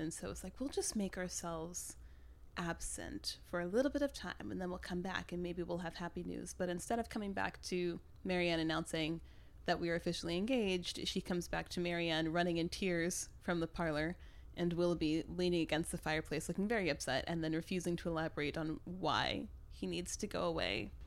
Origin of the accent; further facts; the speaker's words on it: Midwest, United States; I grew up in the Midwest